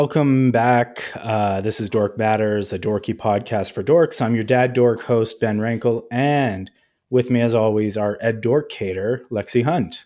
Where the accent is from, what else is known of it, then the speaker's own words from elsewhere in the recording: Canada; as a Canadian